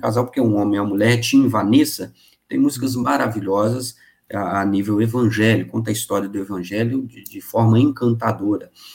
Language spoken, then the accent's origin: Portuguese; Bicas, Minas Gerais, Brazil; also born or lived in Rio de Janeiro; eu sou natural de Bicas, zona da Mata Mineira